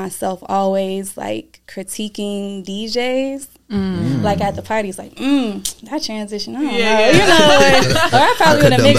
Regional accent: Flint, Michigan, United States; also born or lived in Atlanta, Georgia; now in Grand Rapids, United States; I was born in Flint.

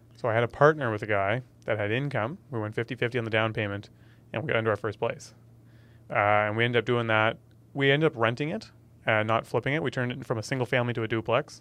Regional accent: Ontario, Canada; moved away as an adult; now in Nova Scotia, Canada; Born and raised in Ontario

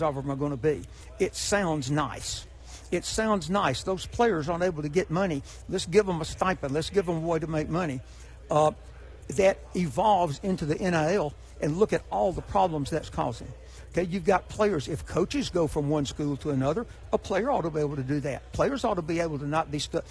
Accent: Hueytown, Alabama, United States; I'm from Hueytown, Alabama. I'm actually from Rock Creek, which is out in the country outside Hueytown

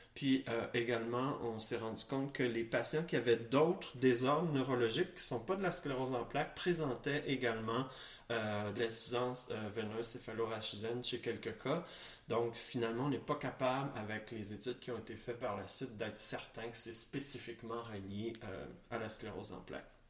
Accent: Quebec, Canada; chez nous au Québec

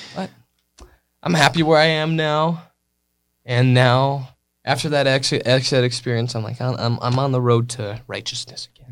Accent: California, United States; I was born in California, and I was raised

